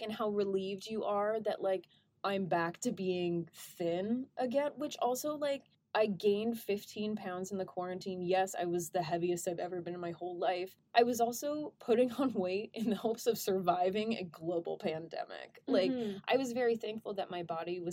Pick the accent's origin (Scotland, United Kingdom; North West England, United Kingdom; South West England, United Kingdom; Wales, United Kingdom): Wales, United Kingdom; Welsh; I'm also Welsh